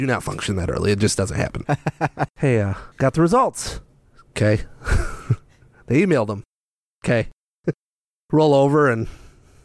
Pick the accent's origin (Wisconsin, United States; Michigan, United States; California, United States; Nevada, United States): Michigan, United States; South Haven; also born or lived in Grand Rapids, Michigan / Allegan, Michigan / Saginaw, Michigan; I was born in Grand Rapids at the hospital, if that counts. However, grew up in the South Haven, Grand Junction area